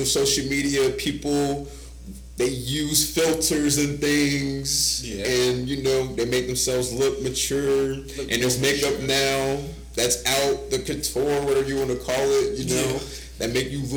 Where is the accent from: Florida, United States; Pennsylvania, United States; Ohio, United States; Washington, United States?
Ohio, United States; me and … is from Ohio